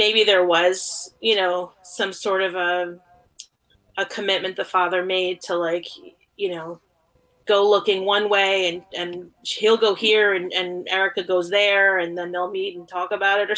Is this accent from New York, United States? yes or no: yes; New York, United States; I'm a New Yorker. I've lived in New York my whole life, except for 1 year